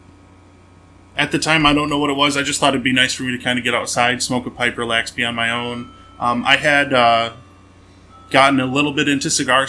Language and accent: English; Memphis, Michigan, United States; also born or lived in Port Huron area, Michigan; I grew up in a little town called Memphis, Michigan, and a nice little country town, very small, 1 square mile, 1 stoplight